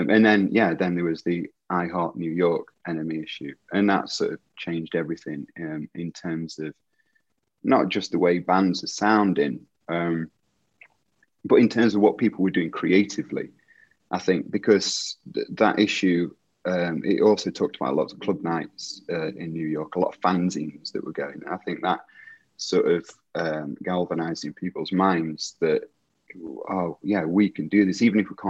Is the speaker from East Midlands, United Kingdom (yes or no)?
yes; Derby, East Midlands, United Kingdom; moved away as an adult; now in Leeds, United Kingdom; So I moved to Leeds from Derby in 1999 to go to university.